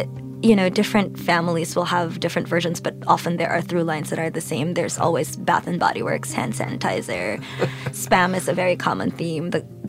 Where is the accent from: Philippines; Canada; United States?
Philippines; Manila, Metro Manila; I grew up in a very messy Manila. I always say I'm from the messy parts of Manila. I'm from Manila.